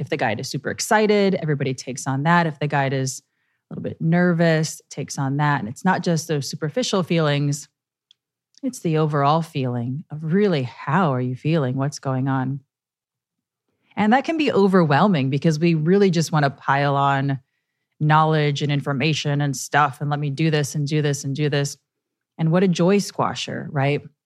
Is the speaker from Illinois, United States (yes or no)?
yes; Chicago, Illinois, United States; moved away; also born or lived in New York; I love my hometown, Chicago, Illinois